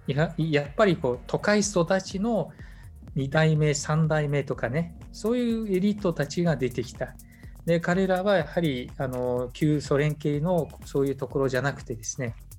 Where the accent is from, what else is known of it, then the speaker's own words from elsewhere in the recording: Mongolia; モンゴル人としての遊牧というものを大事にする